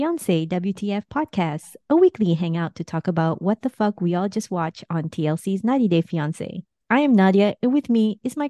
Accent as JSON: {"language": "English", "country": "Ukraine", "said": "You know, you're from Moldova. I'm from Ukraine. Like, we're neighbors."}